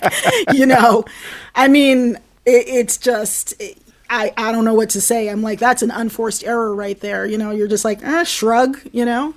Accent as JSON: {"language": "English", "town": "Baltimore", "region": "Maryland", "country": "United States", "tie": "born or raised there", "moved": "yes", "lives_now": "Brooklyn, New York, United States", "said": "my hometown"}